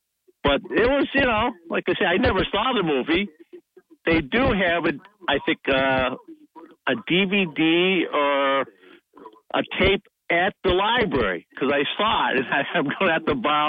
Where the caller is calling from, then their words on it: Shenango Forks, Pennsylvania, United States; Yeah, this is … from Shenango Forks.